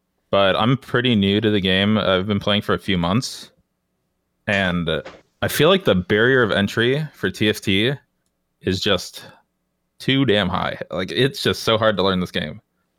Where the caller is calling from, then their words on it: Florida, United States; I'm calling from Florida.